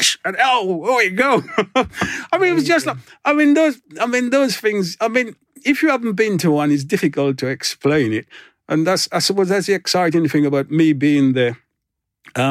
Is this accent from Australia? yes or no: no; Grenada; also born or lived in London, United Kingdom; now in Cornwall, United Kingdom; I was born in Grenada, I wasn't born in Jamaica